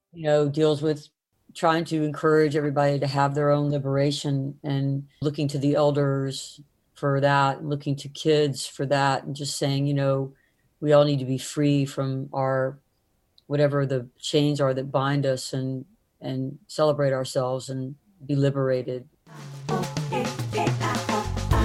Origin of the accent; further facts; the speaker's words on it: the South, United States; growing up in the South